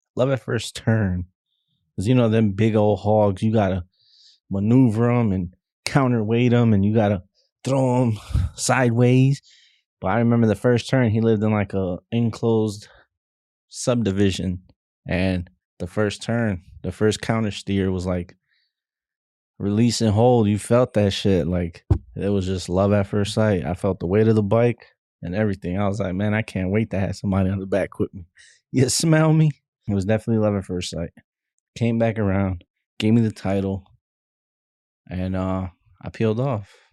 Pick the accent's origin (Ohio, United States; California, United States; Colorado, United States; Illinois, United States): Illinois, United States; Chicago; growing up in Chicago